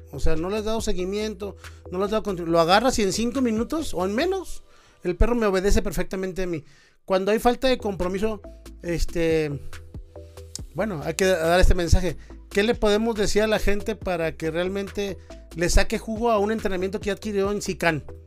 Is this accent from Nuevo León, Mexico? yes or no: yes; Monterrey, Nuevo León, Mexico; yo soy de Monterrey, este, cerca de la frontera